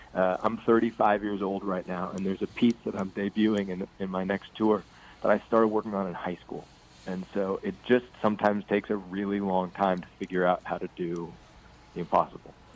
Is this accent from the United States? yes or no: yes; Ames, Iowa, United States; now in Iowa City, United States; I grew up in Ames, Iowa, and I live two hours east